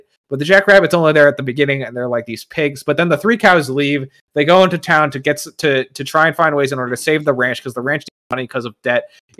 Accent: Virginia, United States; I'm a man from Virginia.

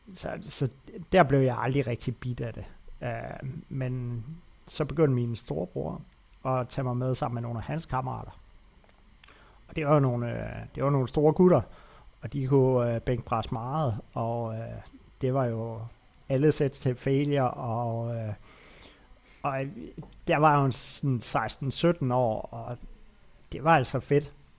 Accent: Aarhus, Central Denmark Region, Denmark; Jeg er en af de få mennesker, tror jeg, der er født og opvokset i Aarhus.

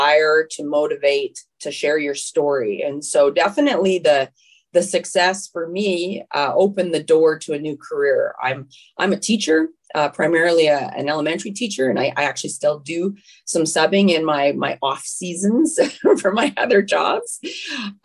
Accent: Saskatchewan, Canada; growing up in Saskatchewan

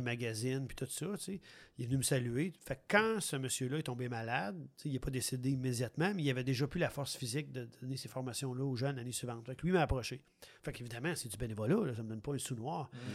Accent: Quebec City, Quebec, Canada; moved away; also born or lived in Montreal region; moi, je suis natif de Québec

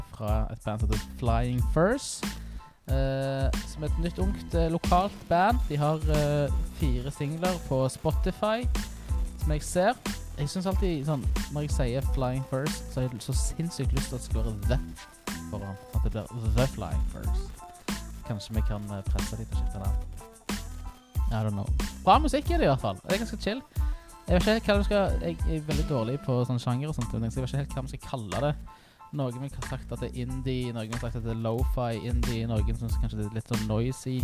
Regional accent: Stavanger, Rogaland, Norway; also born or lived in Storhaug, Stavanger; jeg er født på Storhaug, men jeg vokste opp på Tasta

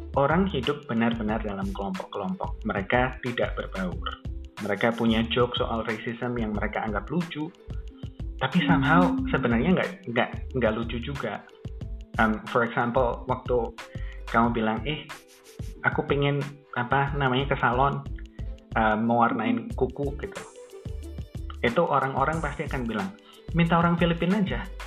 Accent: Indonesia; Kita orang Indo

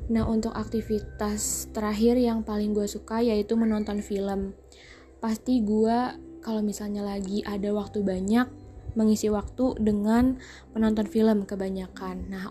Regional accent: Jakarta, Indonesia; born there; Gue tinggal di daerah Jakarta Selatan, khususnya daerah Kebayoran Lama. Gue lahir di Jakarta pada tanggal 5 Juli 2003.

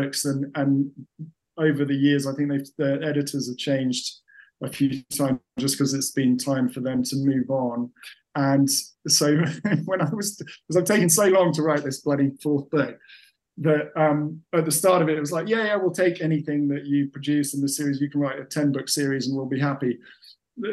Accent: England, United Kingdom; I sound and am, to all intents and purposes, English.

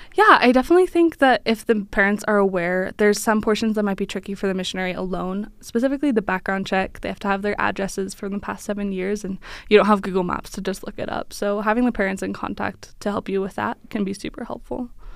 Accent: Philadelphia, Pennsylvania, United States; I'm from Philadelphia

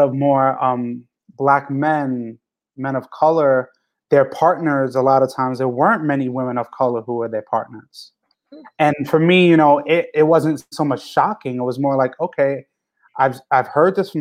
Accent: New York, United States; I'm coming from New York

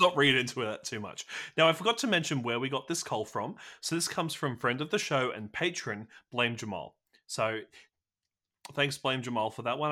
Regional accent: Australia; I'm also Australian

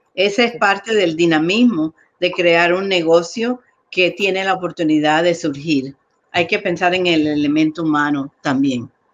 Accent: New York, United States; moved away as an adult; also born or lived in Colombia; now in Chicago, United States; me crié en Nueva York, llegué ahí a los seis años

